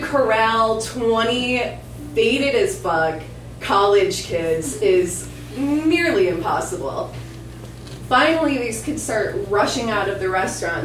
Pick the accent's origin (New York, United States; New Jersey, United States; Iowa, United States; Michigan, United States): Michigan, United States; moved away; also born or lived in Ypsilanti, Michigan; I'm from Michigan